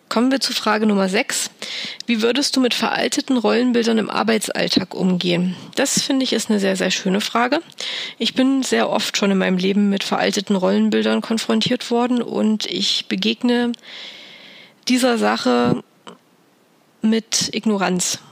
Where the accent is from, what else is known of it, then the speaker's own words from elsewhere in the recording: Thuringia, Germany; in meiner Heimat in Thüringen